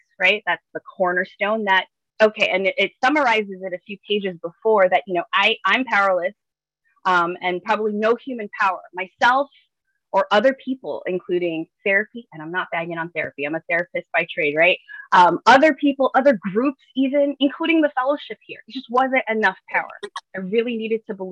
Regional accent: New York City, New York, United States; growing up in the Bronx

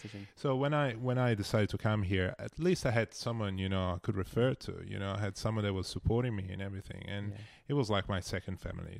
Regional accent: Italy; Oh, I didn't move that much. So I was just in my small little town.

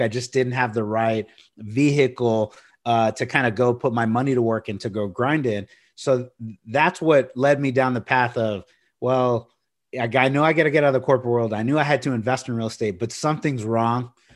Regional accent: Corpus Christi, Texas, United States; I grew up in Corpus Christi, uh, near the beach

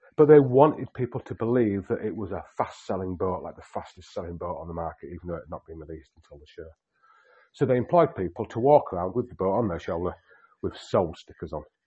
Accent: Yorkshire and the Humber, United Kingdom; I'm a Yorkshireman

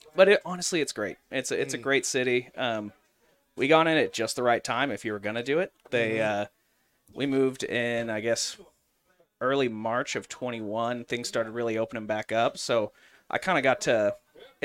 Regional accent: Jenks, Oklahoma, United States; moved away; I grew up in Jinx, Oklahoma

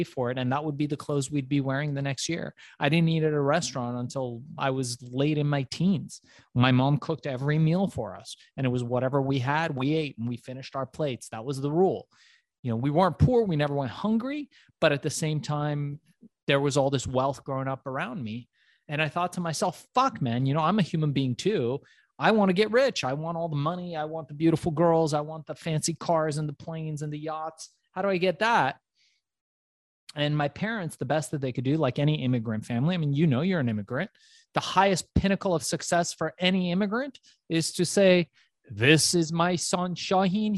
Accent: Los Angeles, California, United States; also born or lived in Iran; growing up in Los Angeles, they didn't take too well to Iranians

